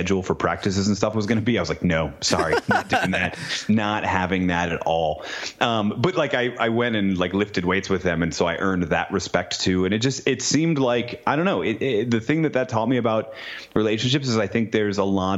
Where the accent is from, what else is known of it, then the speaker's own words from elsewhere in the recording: New England, United States; moved away as an adult; I grew up in New England